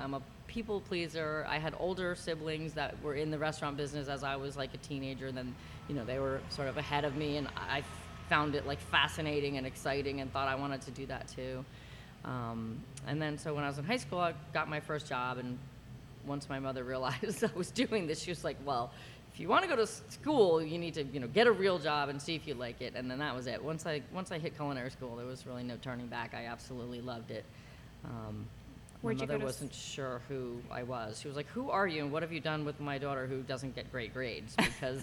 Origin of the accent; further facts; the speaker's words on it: New Jersey, United States; now in San Francisco, United States; I grew up in New Jersey. I'm a Jersey girl